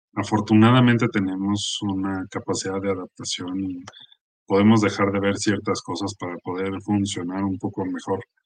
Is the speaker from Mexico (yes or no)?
yes; Mexico; el ambiente en el que estamos viviendo como mexicanos